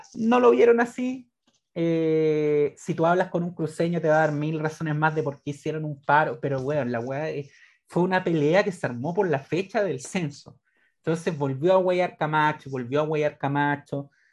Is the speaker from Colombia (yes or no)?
no; Chile; also born or lived in Bolivia